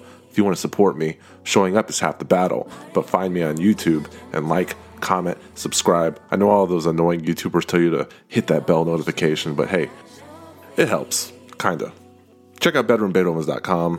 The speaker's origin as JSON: {"language": "English", "region": "Texas", "country": "United States", "said": "I'm from Texas"}